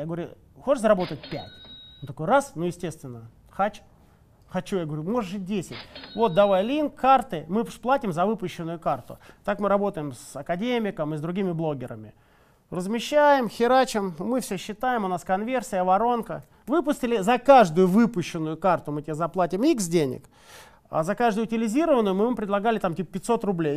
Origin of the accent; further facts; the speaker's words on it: Saint Petersburg, Russia; мы же из Питера все